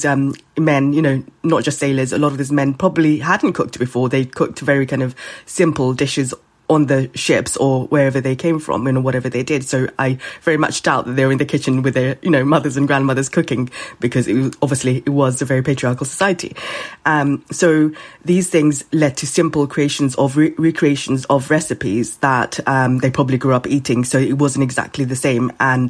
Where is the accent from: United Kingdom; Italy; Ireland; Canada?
United Kingdom; England; As a person growing up in England, you know, I was four when I came here, and I didn't feel othered in terms of generally, because I mean, I felt, you know, very much part of things.